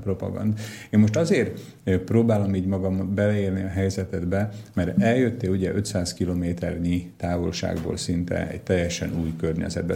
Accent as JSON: {"language": "Hungarian", "town": "Dunajská Streda", "region": "Trnava Region", "country": "Slovakia", "said": "én Dunaszerdahelyi vagyok, Csallóközi vagyok"}